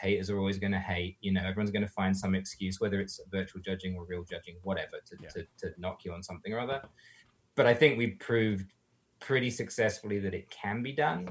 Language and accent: English; England, United Kingdom; moved away as an adult; now in California, United States; as an English person.